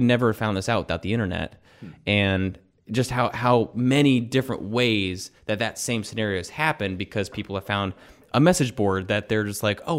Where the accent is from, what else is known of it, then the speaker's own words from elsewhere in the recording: Kentucky, United States; moved away; I grew up in Kentucky where basketball is religion